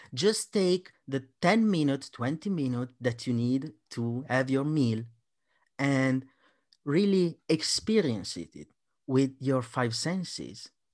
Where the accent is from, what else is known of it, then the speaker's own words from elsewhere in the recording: Italy; I'm Italian